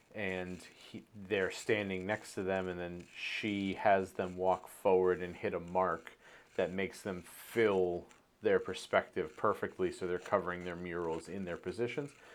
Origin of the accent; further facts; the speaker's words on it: Maine, United States; growing up on the East Coast, growing up in Maine